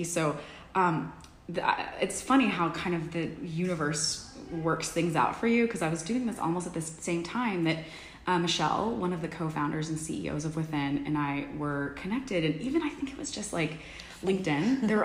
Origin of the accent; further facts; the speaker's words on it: Dallas, Texas, United States; moved away as an adult; also born or lived in Ecuador / Washington, D.C. / Los Angeles; now in New York City, United States; I was born and raised in Dallas